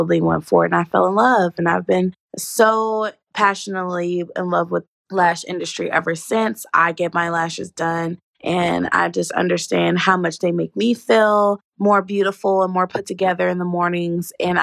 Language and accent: English; Dallas, Texas, United States; also born or lived in California; I was born in California, but I'm pretty much from Dallas